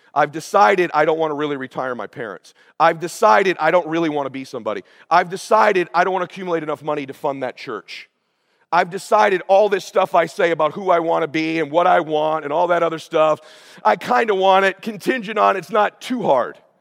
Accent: Pomona, California, United States; moved away as an adult; also born or lived in Coeur d'Alene, Idaho; now in Laguna Beach, United States; we grew up in Pomona

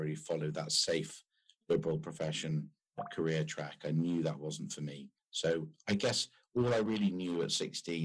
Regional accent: United Kingdom; also born or lived in France; being British and being in the automotive industry

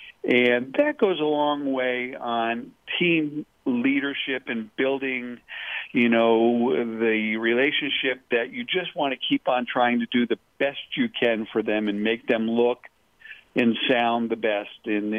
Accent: Connecticut, United States; also born or lived in New Jersey; I grew up in New England, Connecticut, New Jersey.

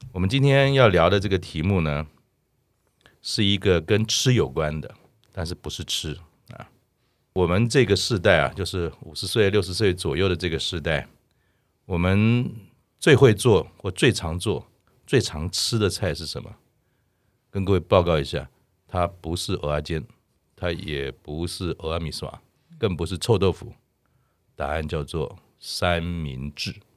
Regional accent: Keelung, Taiwan; 我小时候是在基隆长大

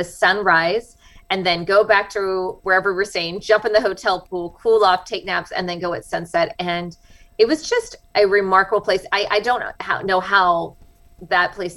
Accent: United States; accent: American; moved away as an adult; now in Iwakuni, Japan

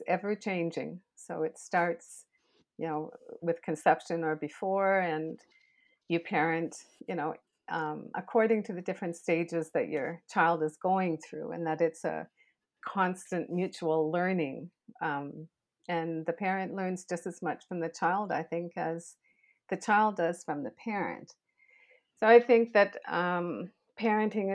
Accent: Canada; I'm Canadian, and I've been in education for over 40 years

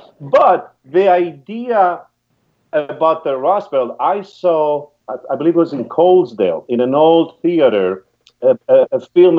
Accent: Greece; moved away as an adult; also born or lived in Pennsylvania; now in United States; I'm from Greece, but I lived half of my life here.

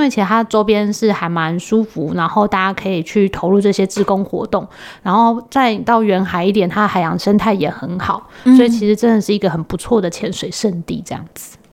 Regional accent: Taiwan; 因为我们台湾人真的是非常热心

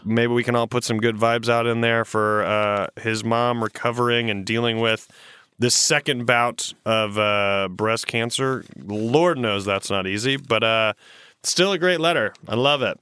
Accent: South Carolina, United States; moved away; I grew up in South Carolina

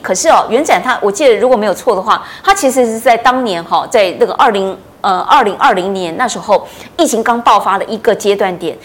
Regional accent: Taiwan; 我们台湾这边

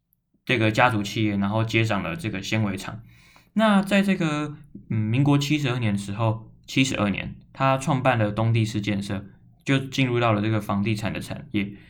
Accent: Kaohsiung, Taiwan; born there; 那我小时候其实是蛮常去高雄的，因为我是在高雄出生。

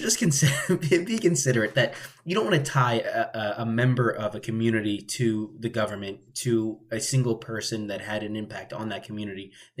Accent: New Jersey, United States; when I would travel around the United States, especially, they would find out I was from New Jersey

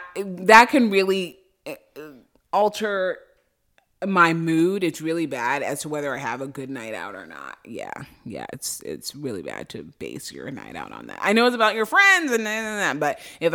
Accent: Boston, Massachusetts, United States; I'm from Boston.

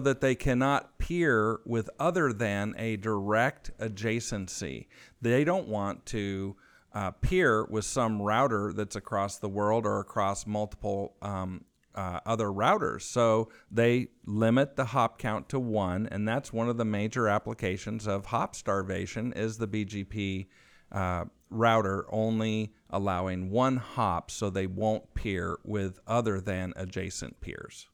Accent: California, United States; moved away as an adult; now in Austin, United States; my home state of California, where my family has been since the mid eighteen hundreds, just south of Monterey, on the Monterey coast

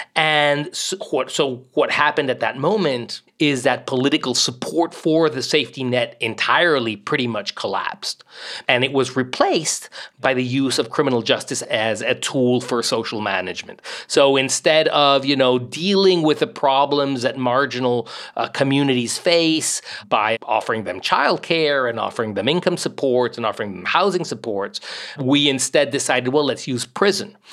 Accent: Mexico; now in United States; I grew up mostly in Mexico

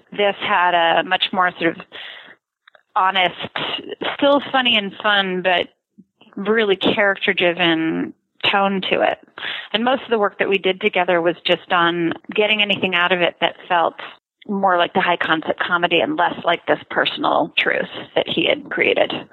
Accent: Canada; I grew up in Canada

